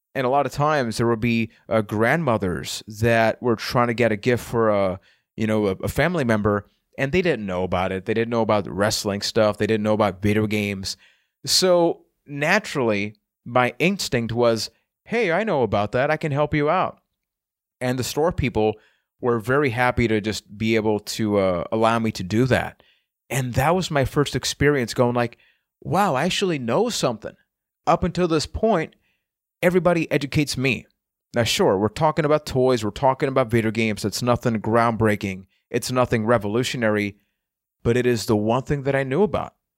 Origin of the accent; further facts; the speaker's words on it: Puerto Rico; I am from Puerto Rico